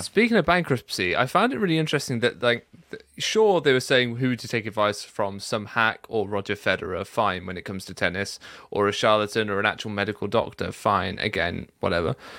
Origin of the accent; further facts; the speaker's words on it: United Kingdom; I'm already British.